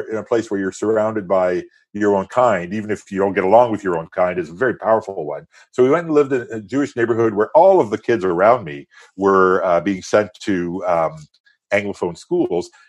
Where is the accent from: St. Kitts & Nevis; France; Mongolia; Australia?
France; first language French; English is a second language; and into sort of early adulthood uh, in France and became a French citizen. I'm a French citizen. My mother tongue is French.